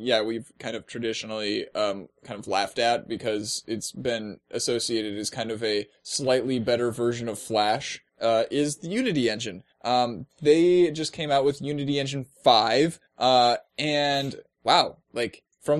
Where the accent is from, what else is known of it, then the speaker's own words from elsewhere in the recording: California, United States; I love to sing and dance. And I'm from California.